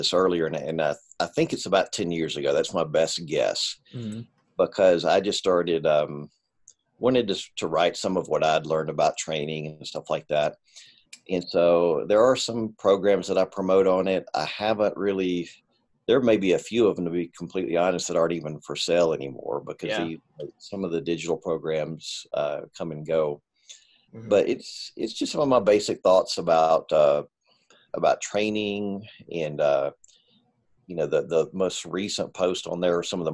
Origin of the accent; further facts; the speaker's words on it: Pinson, Alabama, United States; moved away as an adult; also born or lived in Philippines; now in El Paso, United States; I grew up in Alabama. I grew up in a town called Pinson, Alabama, about 20 miles northeast of Birmingham